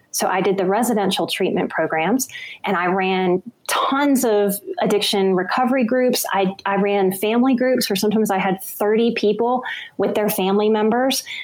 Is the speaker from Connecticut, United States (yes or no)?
no; New Orleans, Louisiana, United States; I'm from New Orleans and I worked in bars to get myself through school